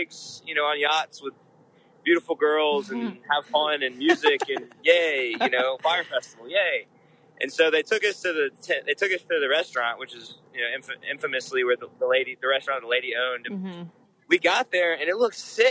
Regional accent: Charlotte, North Carolina, United States; I'm from Charlotte.

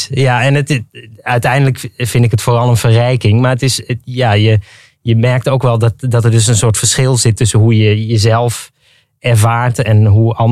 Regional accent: Netherlands; born or raised there

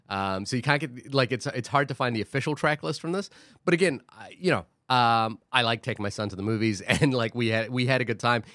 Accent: New Zealand; now in Queens, New York, United States; I grew up in New Zealand

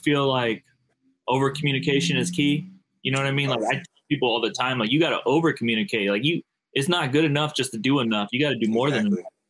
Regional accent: St. Louis, Missouri, United States; You know I'm from St. Louis, bro.

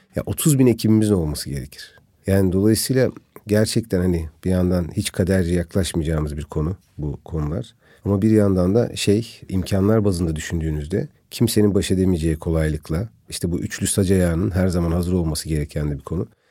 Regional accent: Antakya, Hatay, Turkey; ben tabii bölge insanıyım yani bir Antakyalıyım bir Hataylıyım.

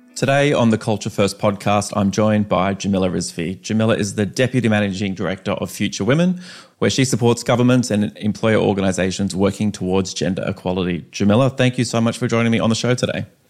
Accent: Canberra, Australian Capital Territory, Australia; we both grew up in Canberra

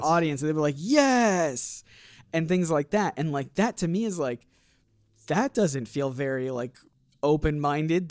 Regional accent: Portage, Michigan, United States; moved away; I'm a former Michigander. I grew up literally here in Kalamazoo. Mm. Uh, a little bit, a little bit further out uh, in, in Portage, but basically here

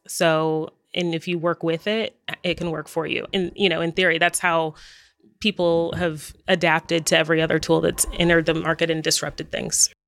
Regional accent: Dallas, Texas, United States; now in Los Angeles, United States; My hometown is Dallas, Texas, and I'm actually a fifth generation

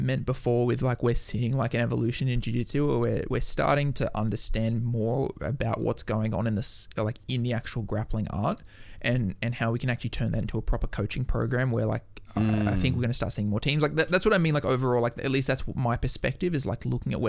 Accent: Newcastle, North East England, United Kingdom; Like I was from Newcastle. There was like not really anyone like that was competing internationally there.

